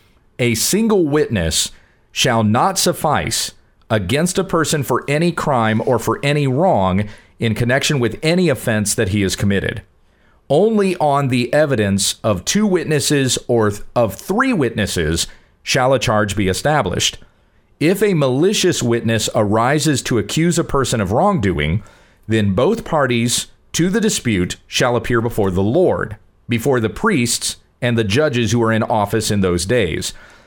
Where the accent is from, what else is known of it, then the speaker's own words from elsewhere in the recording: United States; I'm an American.